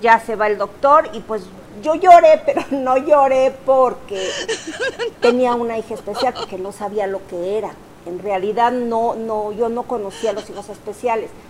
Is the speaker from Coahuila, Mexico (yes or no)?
yes; Torreón, Coahuila, Mexico; nosotros somos de Torreón